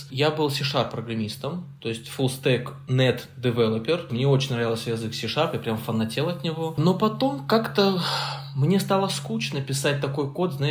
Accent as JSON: {"language": "Russian", "region": "Caucasus", "country": "Russia", "said": "Мама сказала, что, ну, типа, я с, с Кавказа, и у нас как бы принято слушать своих родителей."}